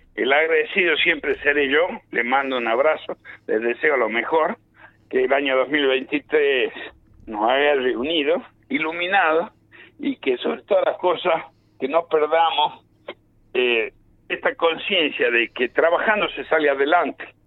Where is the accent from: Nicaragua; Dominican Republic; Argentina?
Argentina; Yo soy argentino